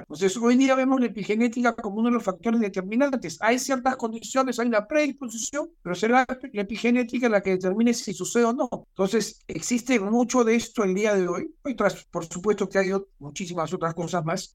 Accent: Peru

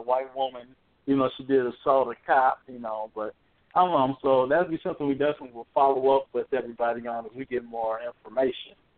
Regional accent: Indianapolis, Indiana, United States; we we're from Indianapolis

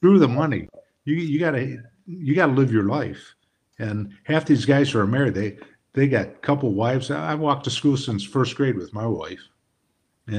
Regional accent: Detroit, Michigan, United States; I grew up in Detroit

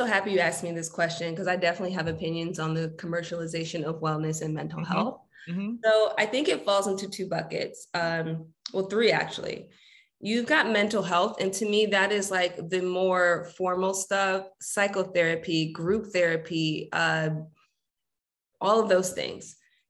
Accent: New York City, New York, United States; Yes, I'm born and raised Jamaica, Queens.

